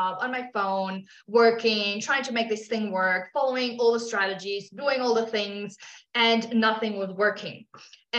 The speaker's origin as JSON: {"language": "English", "country": "Germany", "also_born_or_lived": "Australia", "moved": "as an adult", "lives_now": "South America", "said": "I'm from Germany originally."}